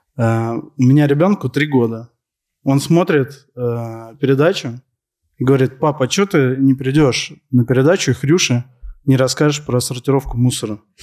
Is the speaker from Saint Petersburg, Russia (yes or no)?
no; Moscow, Russia; я родился, вырос э, в Москве